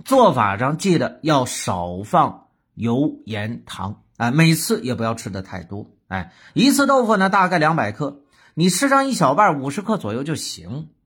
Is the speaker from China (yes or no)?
yes; Northeast China, China; 鱼头炖豆腐，哎，咱们东北的名菜